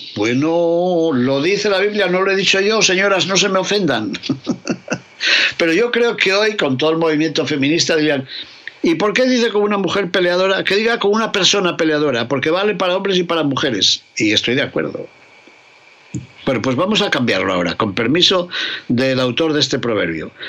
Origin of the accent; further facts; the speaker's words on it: León, Castile and León, Spain; mi tierra de León